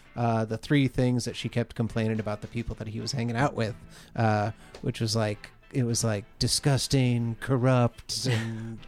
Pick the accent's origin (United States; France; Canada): United States; Los Angeles, California; We had a pool hall in Canoga Park, where I grew up in Southern California.